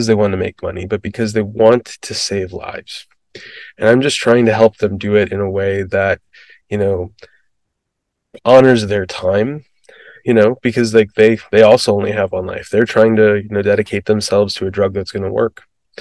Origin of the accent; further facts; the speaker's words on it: Midwest, United States; I grew up in the Midwest